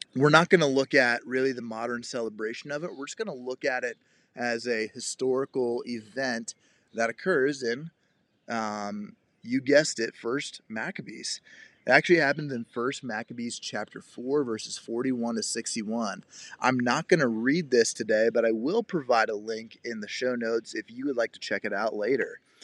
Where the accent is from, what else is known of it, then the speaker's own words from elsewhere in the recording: Cincinnati, Ohio, United States; I grew up in the Cincinnati, Ohio area